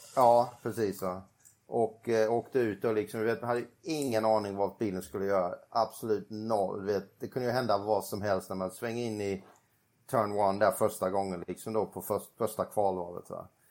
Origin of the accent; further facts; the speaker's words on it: Sweden; moved away; när man kommer hem till Sverige